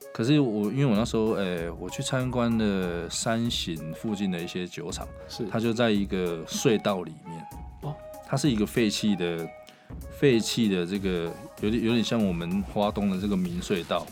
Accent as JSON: {"language": "Chinese", "region": "Changhua County", "country": "Taiwan", "tie": "born or raised there", "moved": "yes", "lives_now": "Taipei, Taiwan", "said": "我在彰化长大嘛，乡下"}